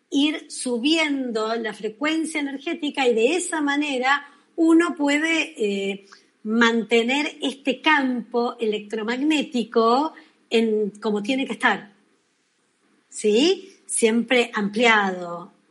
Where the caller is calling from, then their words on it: Argentina; de Argentina